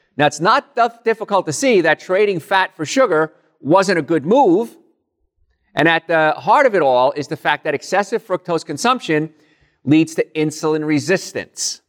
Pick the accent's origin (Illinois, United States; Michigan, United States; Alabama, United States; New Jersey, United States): New Jersey, United States; Hoboken; moved away; Hoboken, New Jersey originally